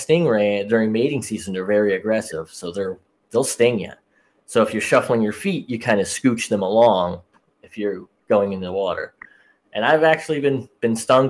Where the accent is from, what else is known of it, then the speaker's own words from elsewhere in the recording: Florida, United States; now in Washington, United States; I live in Washington now, so I get a lot of like, oh, you don't have, you know, where are you originally from? I'm like, Florida.